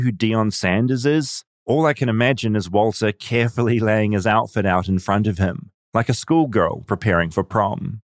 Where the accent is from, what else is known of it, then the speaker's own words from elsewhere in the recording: New Zealand; I'm from New Zealand